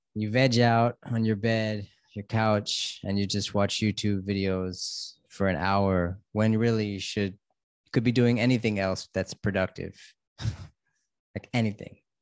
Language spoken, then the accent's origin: English; United States; now in Thailand; I'm an American living in Thailand